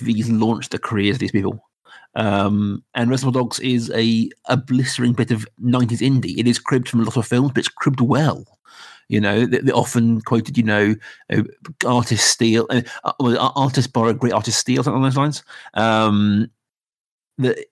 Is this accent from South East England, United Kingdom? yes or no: yes; Reading, South East England, United Kingdom; we're all from Reading. We've all lived in Reading in our life.